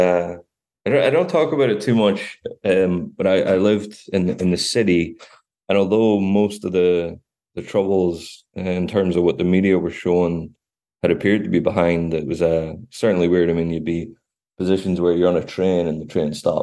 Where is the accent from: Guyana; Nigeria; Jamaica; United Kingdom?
United Kingdom; Belfast, Northern Ireland; moved away as an adult; also born or lived in Glasgow / Edinburgh; now in Dublin, Ireland; growing up in Belfast at a very volatile time